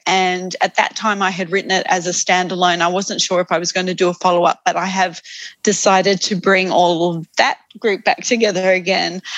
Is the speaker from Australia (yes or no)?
yes; Australia; also born or lived in United Kingdom / United States / Sydney, Australia; I'm an Australian